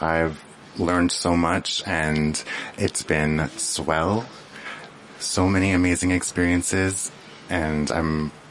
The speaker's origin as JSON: {"language": "English", "area": "Lake Babine Nation", "region": "British Columbia", "country": "Canada", "said": "I'm from Lake Bevy Nation."}